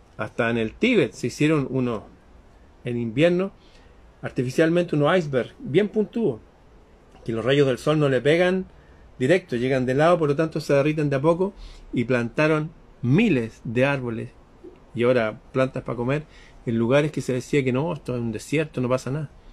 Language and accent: Spanish; Chile